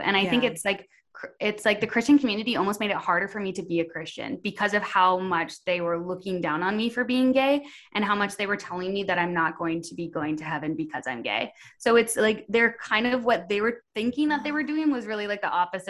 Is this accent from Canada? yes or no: yes; Ontario, Canada; now in Edmonton, Canada; So I moved to Edmonton from Ontario, and they gave me my paperwork to go to the church over there